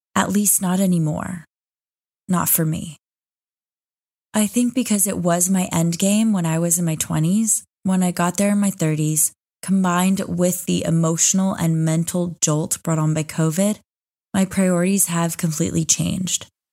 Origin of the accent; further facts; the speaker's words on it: Austin, Texas, United States; moved away as an adult; now in Dubai, United Arab Emirates; I was back in my hometown of Austin, Texas